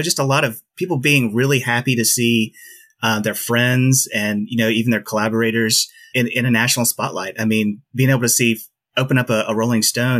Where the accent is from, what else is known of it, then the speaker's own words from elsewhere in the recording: Ocean Springs, Mississippi, United States; now in Jackson, United States; I'm from Ocean Springs originally, and I'm in the Jackson area.